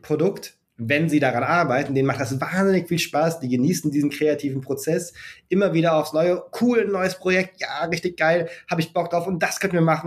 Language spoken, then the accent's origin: German; Germany; wie sind wir hier in Deutschland mit Games aufgewachsen